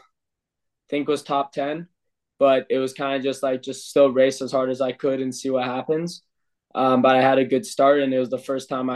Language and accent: English; Boulder, Colorado, United States; moved away as an adult; now in Austria; my hometown in Boulder, Colorado